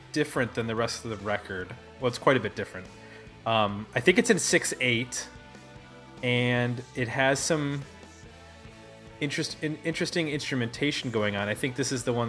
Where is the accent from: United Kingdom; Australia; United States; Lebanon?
United States; Buffalo, New York; moved away; also born or lived in Detroit / Ohio; Growing up in Buffalo